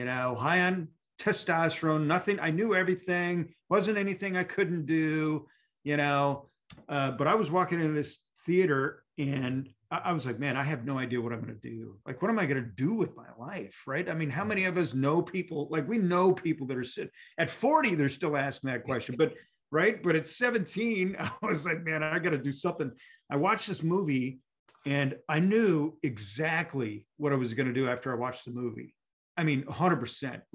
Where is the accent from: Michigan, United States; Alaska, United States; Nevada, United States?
Alaska, United States; I was that kid, you know, growing up in Alaska